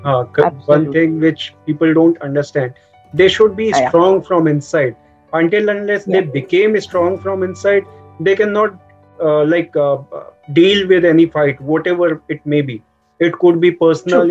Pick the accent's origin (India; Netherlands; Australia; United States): India; Uttar Pradesh; I am from Uttar Pradesh